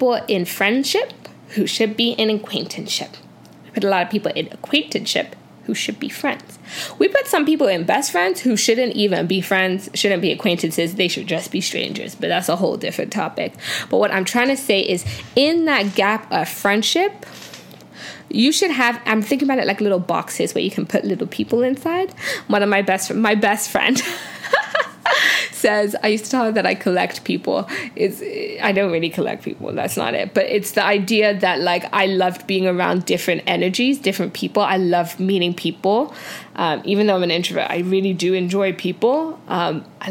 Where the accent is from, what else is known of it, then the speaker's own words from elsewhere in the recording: Canada; also born or lived in United Kingdom / Nigeria; I grew up most of my life in Canada, 10 and on, eh? But, like, in my hearts of hearts, I'm a Brit. In my hearts of heart, I'm a Brit. And in my soul of soul, I'm a Nigerian woman